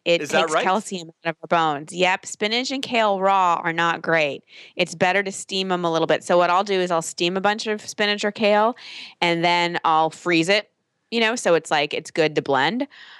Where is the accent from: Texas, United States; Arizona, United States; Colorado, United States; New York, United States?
Texas, United States; I grew up in Texas.